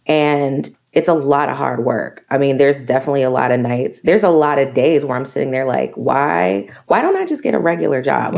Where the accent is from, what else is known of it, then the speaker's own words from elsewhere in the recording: East Coast, United States; You know, I'm from the East Coast and I went to school in New York.